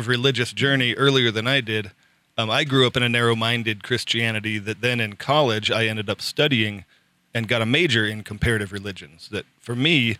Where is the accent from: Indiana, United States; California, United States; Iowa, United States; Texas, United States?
California, United States; Southern; I grew up in Southern California in the Reagan era